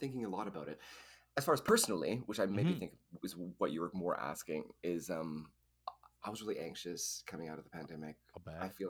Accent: Edmonton, Alberta, Canada; moved away; I'm from Edmonton

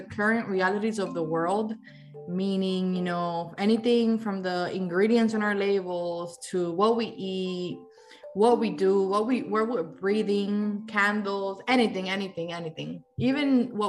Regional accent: Miami, Florida, United States; also born or lived in Havana, Cuba; I was born in Cuba, in Havana, the capital. But I arrived here in Miami when I was 8 years old. So I've been, I guess, pretty much raised here in Miami

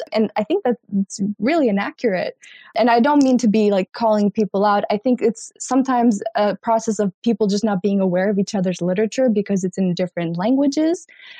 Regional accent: Albania; now in United States; I'm from Albania

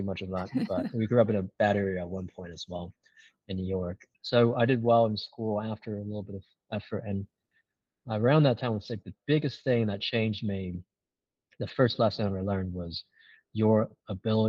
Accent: China; moved away; also born or lived in Singapore; I came from an immigrant family. I grew up in China

